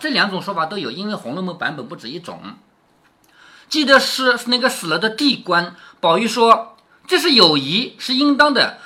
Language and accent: Chinese; Changzhou, Jiangsu, China; 我们常州